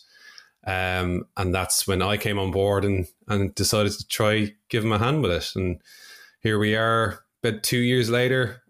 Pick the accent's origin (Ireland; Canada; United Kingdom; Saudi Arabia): Ireland; Dublin, Leinster; I'm from Dublin in Ireland.